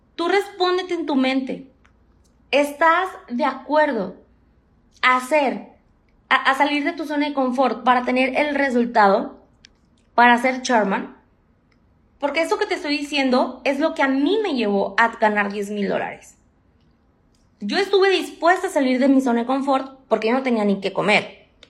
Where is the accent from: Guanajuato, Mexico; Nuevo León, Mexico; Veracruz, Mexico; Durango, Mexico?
Nuevo León, Mexico; Monterrey; tengo 28 años, soy de Monterrey